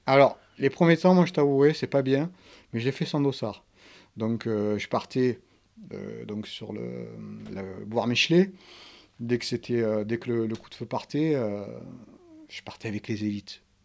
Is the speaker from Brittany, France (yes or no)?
no; Marseille, Provence-Alpes-Côte d'Azur, France; mon enfance, l'endroit où j'ai grandi, donc c'est le 4e arrondissement à Marseille